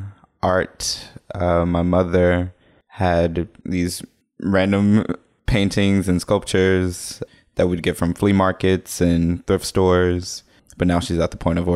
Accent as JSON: {"language": "English", "town": "Jackson", "region": "Mississippi", "country": "United States", "also_born_or_lived": "Memphis, Tennessee", "moved": "as an adult", "said": "I was born in 92. I'm from Jackson, Mississippi."}